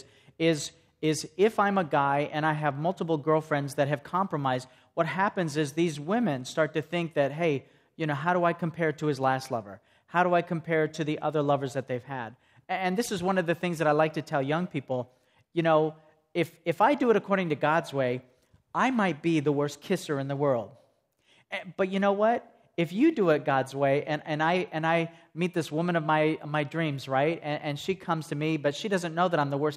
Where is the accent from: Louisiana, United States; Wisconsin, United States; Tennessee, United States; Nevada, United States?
Tennessee, United States; Greeneville; I come from Greenville, Tennessee, and I'm a hairdresser